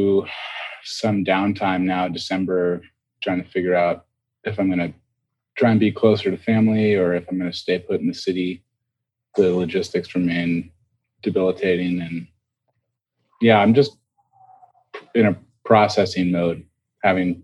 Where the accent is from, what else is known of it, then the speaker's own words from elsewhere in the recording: Seattle, Washington, United States; now in New York, United States; we're from Seattle.